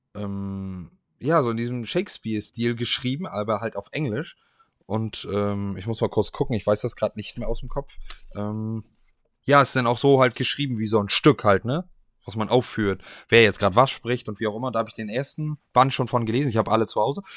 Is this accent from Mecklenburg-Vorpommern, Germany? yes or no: yes; Stralsund, Mecklenburg-Vorpommern, Germany; meiner Heimatstadt